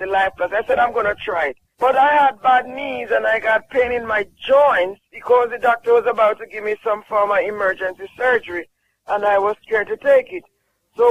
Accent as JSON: {"language": "English", "country": "Jamaica", "said": "I'm from Jamaica"}